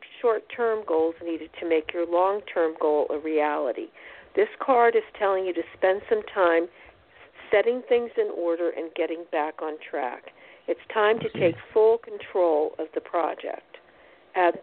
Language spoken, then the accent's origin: English; New Jersey, United States; moved away as an adult; now in Texas, United States; I was born in Jersey. I lived there for 30 years.